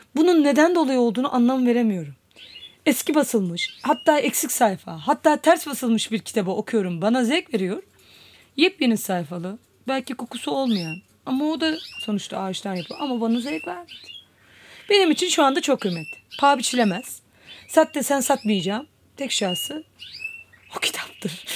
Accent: Istanbul, Turkey; 1981 yılında İstanbul'da doğdum.

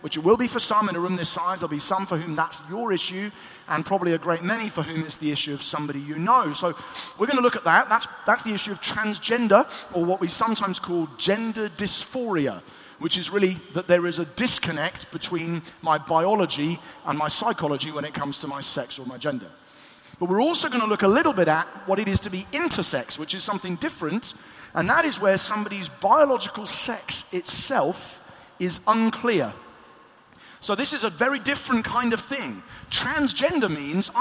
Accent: Eastbourne, South East England, United Kingdom; in my hometown of Eastbourne

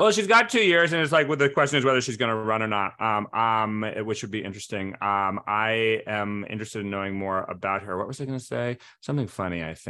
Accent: Providence, Rhode Island, United States; I was raised in Providence, where we had the pro-Joe, the Providence Journal

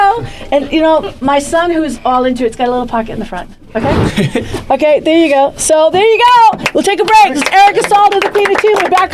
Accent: New York, United States; As a New Yorker.

